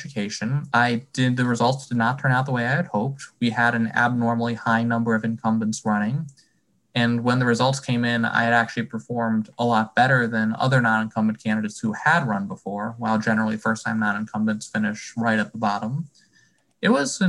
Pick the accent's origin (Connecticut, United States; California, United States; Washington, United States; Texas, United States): Connecticut, United States; Wallingford; I'm from Wallingford